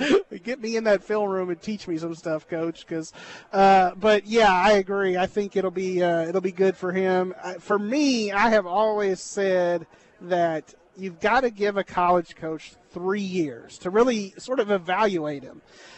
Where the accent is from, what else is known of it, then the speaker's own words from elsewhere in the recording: Brenham, Texas, United States; So I started at the Brenham Banner Press at my hometown in 96.